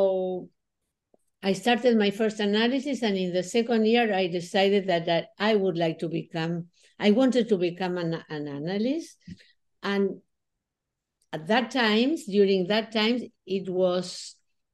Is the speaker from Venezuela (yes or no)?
no; Buenos Aires, Argentina; I was born in Buenos Aires, Argentina. I lived all my life here.